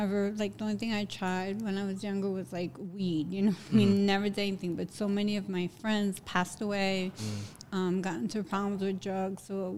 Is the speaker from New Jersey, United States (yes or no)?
yes; Jersey City, New Jersey, United States; also born or lived in Hoboken, New Jersey; I'm from downtown Jersey City, New Jersey. I moved to Hoboken in 1996.